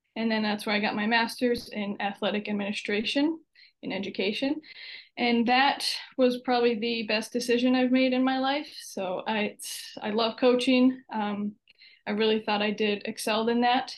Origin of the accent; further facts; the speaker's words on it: Kingsford, Michigan, United States; moved away as an adult; also born or lived in Wisconsin / Oklahoma; I am from Upper Peninsula of Michigan, so way up north. Uh, went to Kingsford High School.